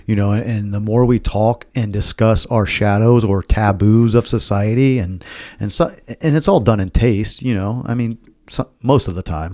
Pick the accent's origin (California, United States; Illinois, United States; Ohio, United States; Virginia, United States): Ohio, United States; Milford